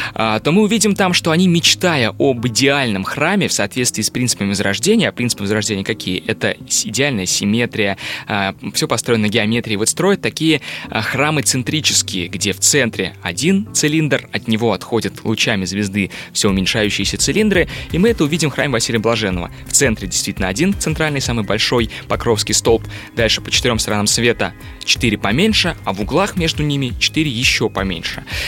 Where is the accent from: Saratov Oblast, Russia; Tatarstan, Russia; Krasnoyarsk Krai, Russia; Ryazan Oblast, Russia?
Tatarstan, Russia; Kazan; now in Moscow, Russia; я вообще-то родом из Казани, и я сам татарин